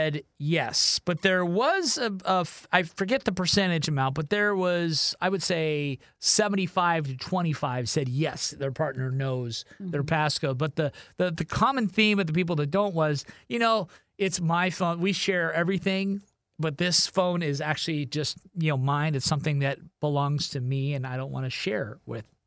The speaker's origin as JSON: {"language": "English", "region": "Ohio", "country": "United States", "moved": "yes", "said": "I'm from the Midwest"}